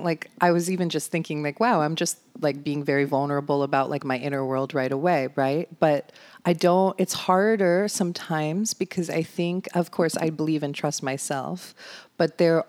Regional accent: New York, United States; I grew up like in New York and like that, you know what I mean?

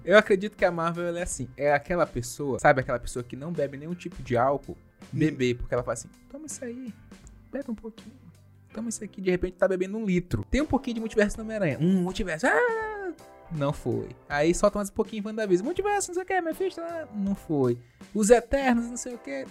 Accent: Lençóis Maranhenses, Maranhão, Brazil; os lençóis maranhenses, minha terra natal

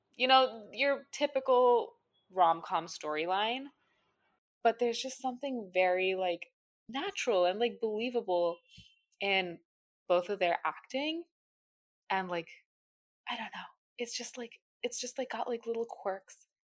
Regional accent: India; As an Indian person, a citizen of India

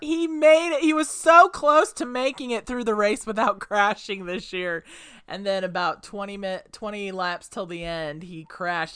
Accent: Indianapolis, Indiana, United States; growing up in Indianapolis

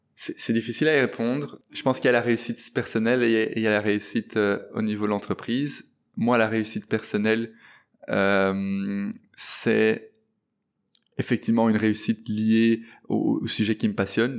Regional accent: Brussels, Brussels-Capital Region, Belgium; je suis né euh, et j'ai grandi à Bruxelles

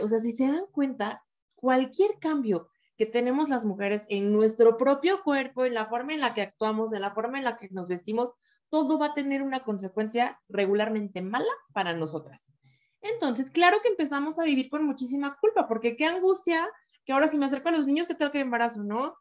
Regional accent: Oaxaca, Mexico; yo soy de Oaxaca

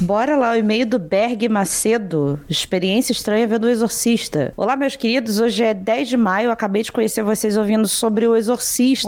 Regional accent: Rio de Janeiro, Brazil; sou do Rio de Janeiro

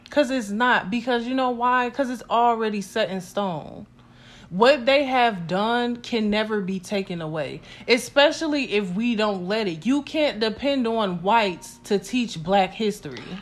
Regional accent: United States; we are American

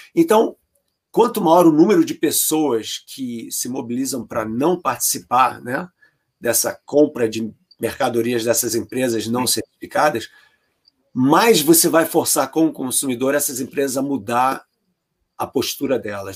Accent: Brazil; moved away as an adult; eu estou fora do Brasil há mais de 30 anos, né? Quer dizer, há mais tempo fora do Brasil do que eu fiquei no Brasil. Eu saí do Brasil com 23.

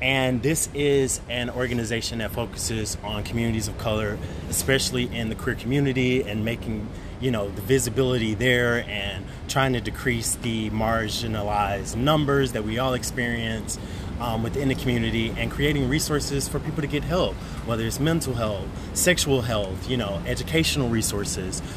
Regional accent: Birmingham, Alabama, United States; now in New York City, United States; I am originally from Birmingham, Alabama, been in New York for about ten years

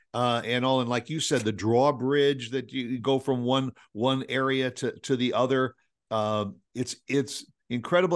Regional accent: Midwest, United States; we're from the Midwest

